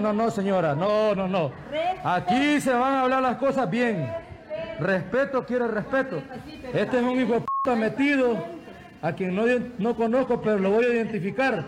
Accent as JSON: {"language": "Spanish", "town": "Metapán", "region": "Santa Ana", "country": "El Salvador", "said": "soy de Metapán"}